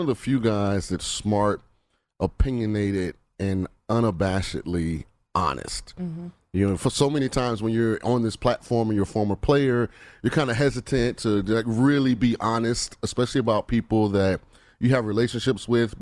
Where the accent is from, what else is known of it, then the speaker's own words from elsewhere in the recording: Tampa, Florida, United States; I'm from the Bay Area, not West Coast, South Florida, St. Pete, Tampa